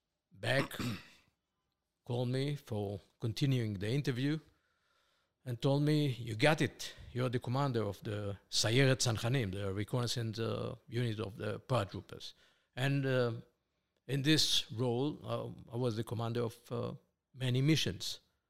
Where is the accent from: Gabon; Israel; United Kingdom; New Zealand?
Israel; born there; Okay, well, I was born here in Israel, 1951, to Israeli parents, both of them, my mom and my father, born here in Israel under the British mandate.